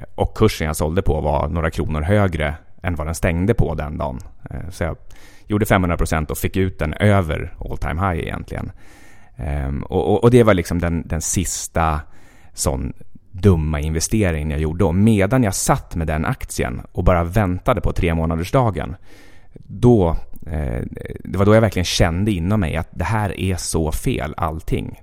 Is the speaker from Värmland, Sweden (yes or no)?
no; Västerås, Västmanland, Sweden; moved away as an adult; also born or lived in Jukkasjärvi / Stockholm; jag är född i Jukkasjärvi, precis där ishotellet numera ligger. Eh, och eh, sen uppvuxen i princip i Västerås